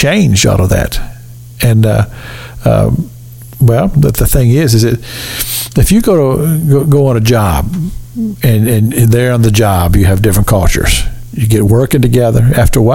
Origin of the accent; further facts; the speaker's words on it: Kentucky, United States; moved away; us Kentuckians are known for being stubborn